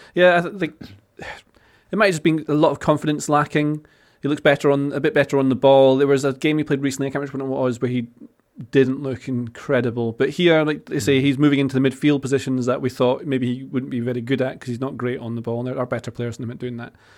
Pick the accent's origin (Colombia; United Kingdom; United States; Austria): United Kingdom; Scotland; I am from Scotland